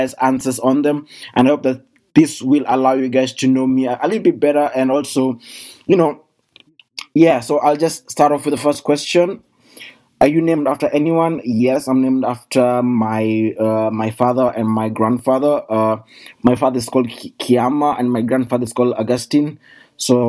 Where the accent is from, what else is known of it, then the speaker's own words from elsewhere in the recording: Kenya; now in Germany; I come from Kenya and currently I live in Germany